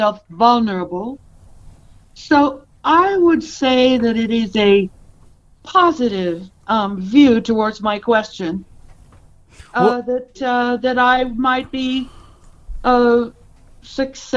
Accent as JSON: {"language": "English", "region": "Pacific Northwest", "country": "United States", "tie": "born or raised there", "also_born_or_lived": "Idaho / Bainbridge Island, Washington / Corvallis, Oregon / Portland, Oregon", "said": "I'm from the Northwest, Pacific Northwest."}